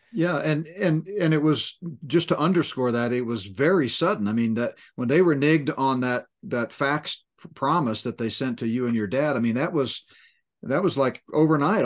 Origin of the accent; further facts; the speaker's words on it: Northeast, United States; moved away; I grew up in the Northeast